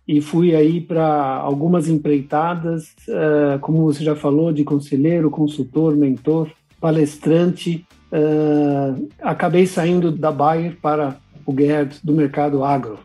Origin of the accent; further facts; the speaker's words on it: São Paulo, Brazil; eu sou nascido em São Paulo, brasileiro. O nome alemão vem dos meus pais, que são imigrantes alemães